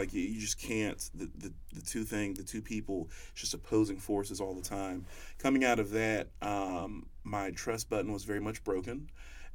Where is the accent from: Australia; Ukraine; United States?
United States; North Carolina; also born or lived in Springfield, Massachusetts; I grew up in North Carolina. I was raised by a single mother